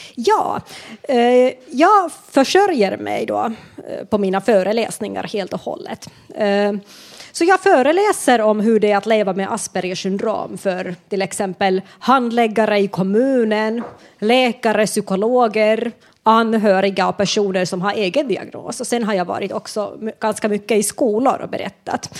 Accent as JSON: {"language": "Swedish", "country": "Finland", "moved": "as an adult", "lives_now": "Sweden"}